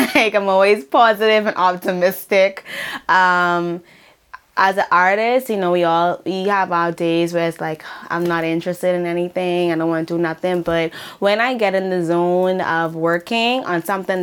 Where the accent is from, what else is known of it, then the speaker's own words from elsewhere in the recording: Nassau, New Providence, Bahamas; moved away as an adult; now in Prince Edward Island, Canada; I am from Nassau, New Providence, a small island in the Bahamas.